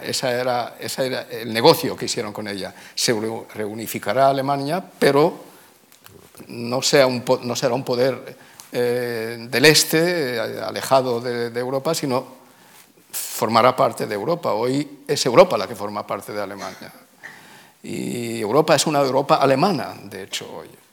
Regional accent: Tangier, Tanger-Tetouan-Al Hoceima, Morocco; also born or lived in Oxford; now in Israel; yo nací, nací en Tánger

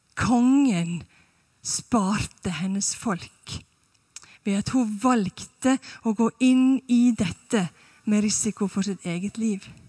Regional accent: Sunnmøre, Møre og Romsdal, Norway; moved away as an adult; now in Stavanger, Norway; Jeg er fra Sunnmøre

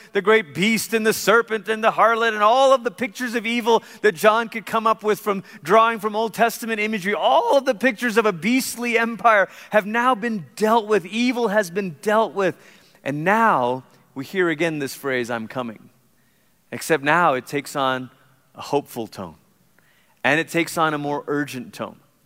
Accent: Malaysia; moved away; I grew up in Malaysia

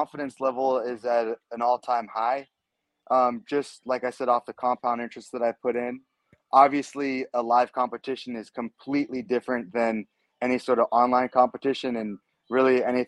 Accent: Southern California, United States; I'm born and raised California, Southern California more specifically

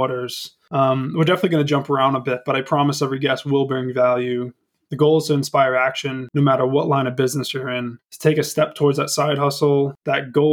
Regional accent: Lincoln, Rhode Island, United States; also born or lived in New Hampshire; Born and raised Rhode Islander, family's from Bristol, grew up in Lincoln

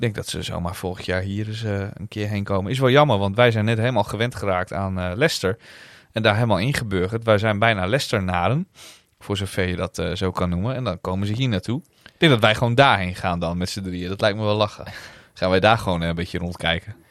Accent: Netherlands; wij uit Nederland kwamen

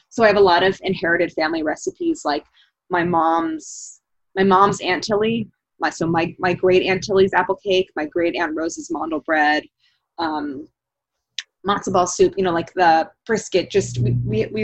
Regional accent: St. Louis, Missouri, United States; now in Philadelphia, United States; as a kid growing up in St. Louis

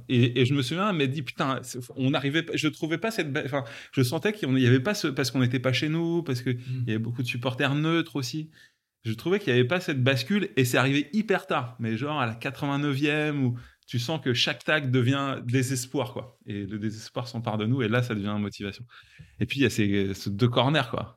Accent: Rungis, Île-de-France, France; j'ai grandi à Rungis, en, banlieue euh, parisienne

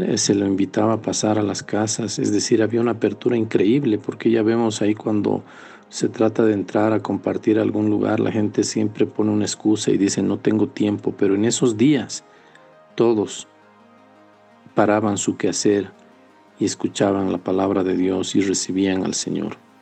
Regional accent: Potosí, Bolivia; also born or lived in Sucre; yo soy potosino

